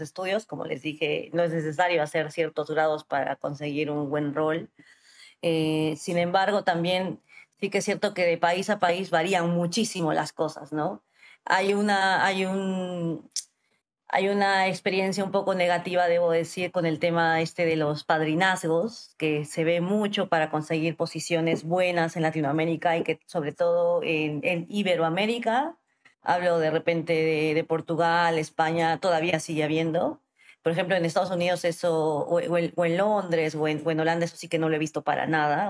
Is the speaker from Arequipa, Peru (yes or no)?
yes; Arequipa, Peru; moved away as an adult; also born or lived in Lima, Peru / New York, United States; yo soy de Arequipa, que es una ciudad al sur del Perú